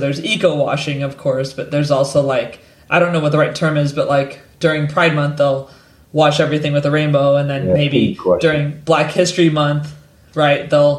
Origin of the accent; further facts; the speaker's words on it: United States; now in London, United Kingdom; I'm American, I live in London.